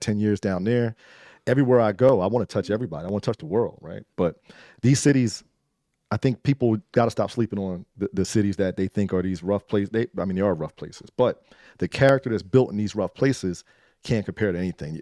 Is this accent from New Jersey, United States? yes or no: yes; Trenton, New Jersey, United States; also born or lived in Baltimore; I grew up in Trenton